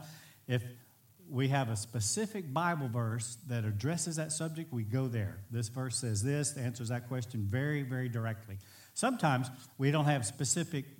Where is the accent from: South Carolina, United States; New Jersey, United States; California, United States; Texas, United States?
Texas, United States; Bridge City; my hometown's a small town, Bridge City, Texas, under 6,000 people